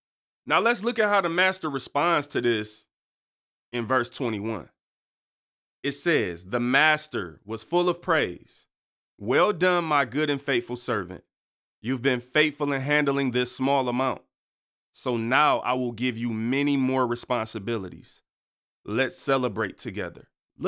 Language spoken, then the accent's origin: English; Detroit, Michigan, United States; born there; I was born in Detroit on East 7 Mile and my family didn't have a lot of money.